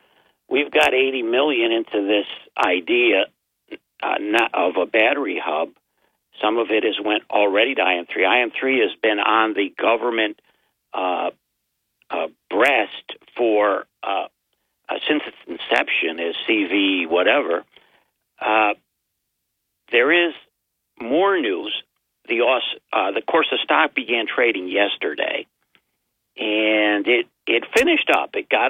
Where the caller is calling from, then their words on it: Binghamton, New York, United States; I'm John from Binghamton.